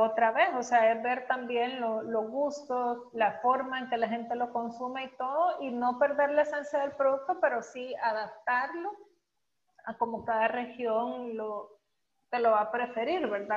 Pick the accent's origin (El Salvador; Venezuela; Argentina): El Salvador; como salvadoreños